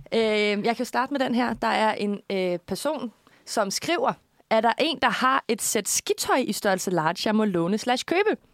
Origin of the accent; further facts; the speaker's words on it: Korsør, Zealand, Denmark; jeg kommer jo fra, øh, Korsør